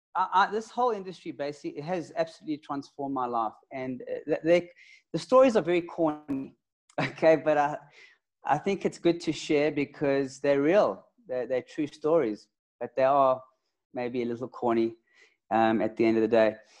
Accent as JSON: {"language": "English", "town": "Johannesburg", "region": "Gauteng", "country": "South Africa", "said": "I'm from Joburg"}